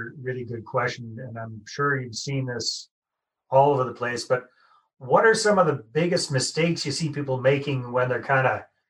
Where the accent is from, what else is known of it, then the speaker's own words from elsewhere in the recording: Canada; I just have to say oot and a boot, and you can tell I'm a Canadian right off the top there, right?